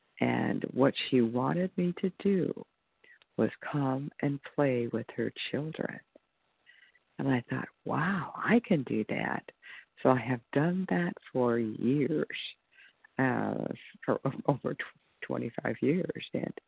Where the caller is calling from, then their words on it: California, United States; from California.